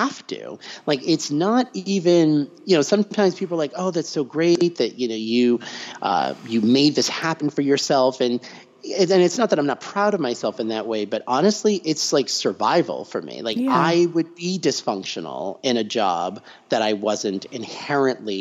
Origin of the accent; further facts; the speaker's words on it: near Tufts University, Massachusetts, United States; I grew up right near Tufts University